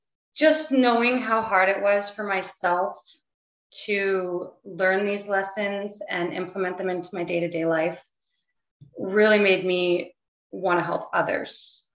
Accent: White Rock, British Columbia, Canada; born there; Yeah, so I'm actually from White Rock, BC. Originally, that's where I was born. We did move around a lot growing up, but there are definitely some memories that I hold near and dear in White Rock.

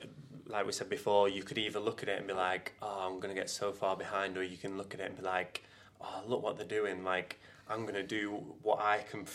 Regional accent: England, United Kingdom; I'm proud to be Northern.

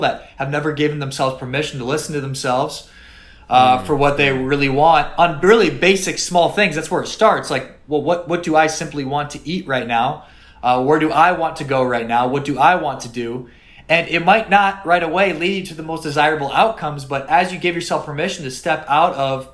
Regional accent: South Dakota, United States; moved away as an adult; also born or lived in Miami; I was from South Dakota.

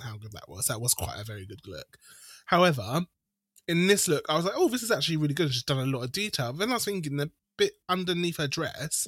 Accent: United Kingdom; I'm British.

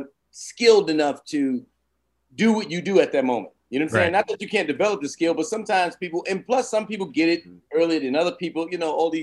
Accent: New York City, New York, United States; Brooklyn and Queens. Me too.

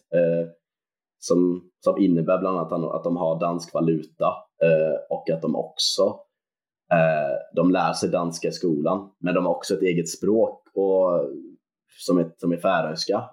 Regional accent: Gothenburg, Västra Götaland, Sweden; som göteborgare

